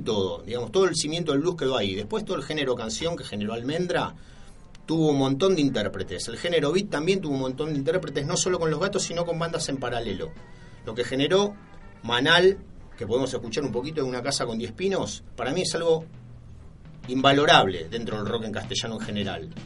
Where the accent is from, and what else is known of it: Argentina